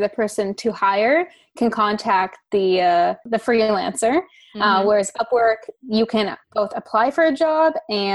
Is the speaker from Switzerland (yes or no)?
no; Toronto, Ontario, Canada; moved away as an adult; also born or lived in Thailand; I'm from Canada, originally Toronto, to be exact